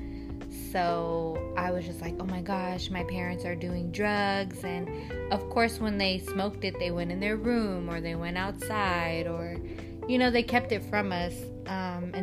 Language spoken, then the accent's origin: English; Bay Area, California, United States; Also born and raised in the Bay Area